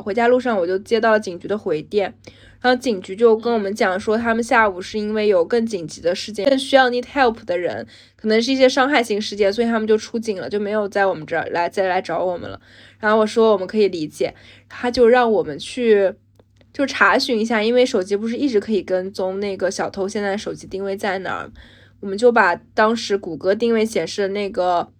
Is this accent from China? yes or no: yes; China; moved away as an adult; now in London, United Kingdom; 而我们中国人也有自己的Chinatown，然后有自己的中国超市